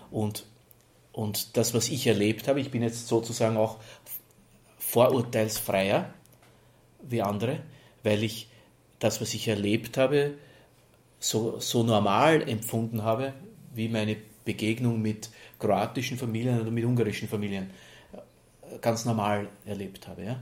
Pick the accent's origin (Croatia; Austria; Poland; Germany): Austria; Lower Austria; Ich komme aus Niederösterreich, dort hat man über die Volksgruppe der Roma und Sinti eigentlich, was ich mir erinnern kann, so wenn man da im Wirtshaus gewesen ist oder so, eher immer sehr negativ gesprochen.